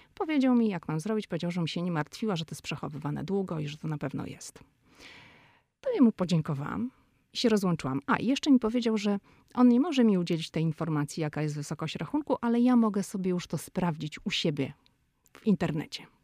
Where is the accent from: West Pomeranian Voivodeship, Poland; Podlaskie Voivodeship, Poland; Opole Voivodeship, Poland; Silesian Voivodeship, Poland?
West Pomeranian Voivodeship, Poland; Szczecin; now in United States; my jesteśmy ze Szczecina